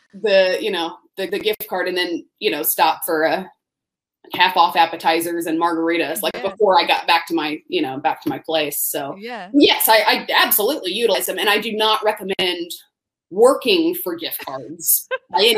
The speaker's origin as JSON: {"language": "English", "town": "Tallahassee", "region": "Florida", "country": "United States", "tie": "born or raised there", "said": "I grew up in Tallahassee, Florida"}